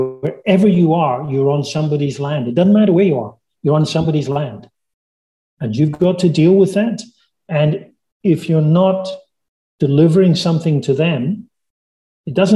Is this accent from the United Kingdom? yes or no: yes; Scotland, United Kingdom; my hometown of my home country of Scotland